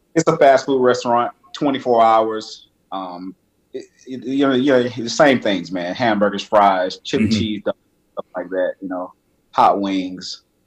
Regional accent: Miami, Florida, United States; moved away as an adult; also born or lived in Georgia; now in Atlanta, United States; am born and raised in Miami, uh, Miami.

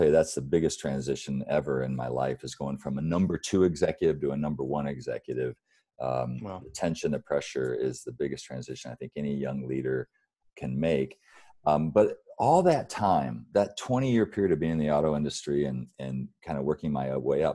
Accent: Battle Creek, Michigan, United States; I grew up in Battle Creek, Michigan, really poor upbringing

